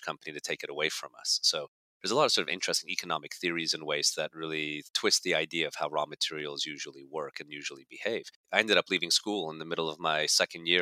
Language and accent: English; Canada; moved away as an adult; also born or lived in Budapest, Hungary / Germany / Netherlands / Belgium; now in New Jersey, United States; grew up in Canada for all intents and purposes, and then came down to university in the United States, which is how I ended up in New Jersey.